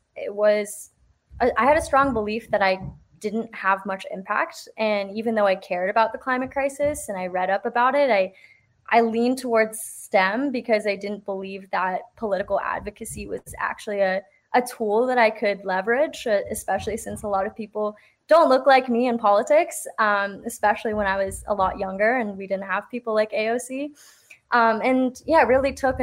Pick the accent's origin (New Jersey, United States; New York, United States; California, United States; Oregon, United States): California, United States; South Bay, San Francisco Bay Area; I grew up in the Bay Area. I'm from the South Bay, and I've never left